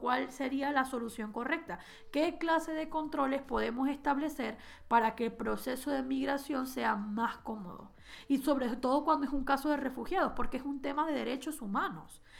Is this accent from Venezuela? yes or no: yes; Venezuela; now in Spain; nosotros venezolanos lo podemos entender más que nadie, que salimos escapando de Venezuela